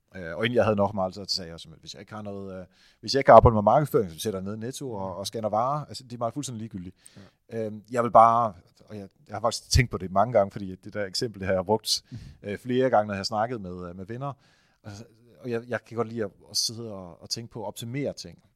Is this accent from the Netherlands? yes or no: yes; Netherlands; now in Denmark; Jeg er jo hollænder